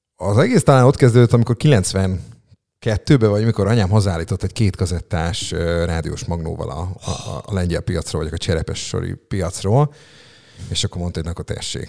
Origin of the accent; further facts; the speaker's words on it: Szeged, Csongrád-Csanád, Hungary; Ilona utcában, Rókuson nevelkedtem fel, hat éves koromig ott laktam